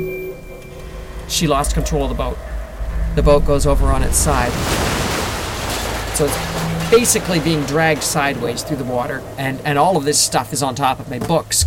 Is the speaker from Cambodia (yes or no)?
no; Victoria, British Columbia, Canada; We can see the lights of Victoria. They're all spread out. I mean, that's it. That's my hometown.